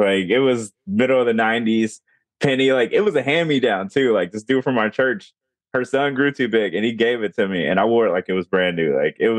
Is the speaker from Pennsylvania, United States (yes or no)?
no; Gary, Indiana, United States; I'm from Gary, Indiana. It's like 45 minutes from Chicago.